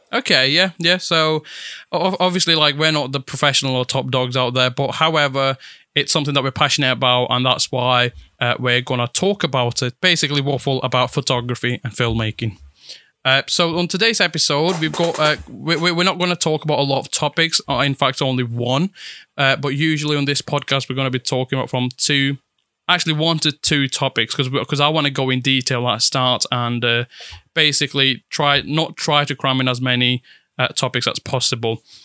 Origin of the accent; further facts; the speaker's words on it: Italy; English is a second language; now in United Kingdom; I was born and raised in Italy. Moved here back in 2014